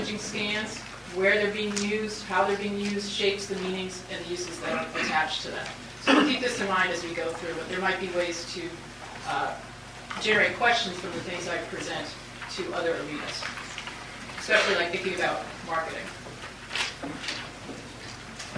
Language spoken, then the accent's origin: English; United States; I'm from the United States normally